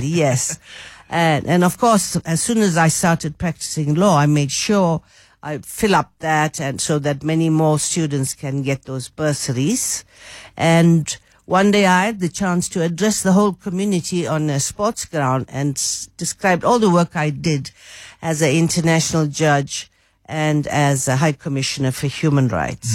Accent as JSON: {"language": "English", "town": "Durban", "region": "KwaZulu-Natal", "country": "South Africa", "tie": "born or raised there", "moved": "as an adult", "said": "I grew up in Durban"}